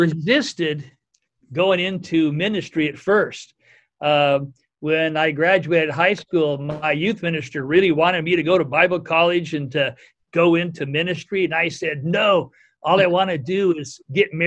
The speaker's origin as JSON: {"language": "English", "town": "Cottage Grove", "region": "Oregon", "country": "United States", "tie": "born or raised there", "said": "I grew up in Cottage Grove, Oregon"}